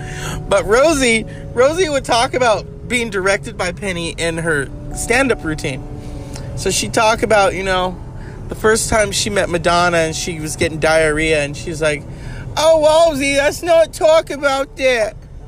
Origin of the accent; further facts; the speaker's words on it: New York, United States; accent: New York; I'm from New York. And, you know, when you got an accent like this